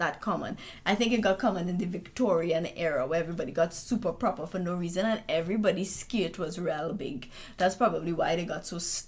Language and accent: English; Trinidad & Tobago; I'm from Trinidad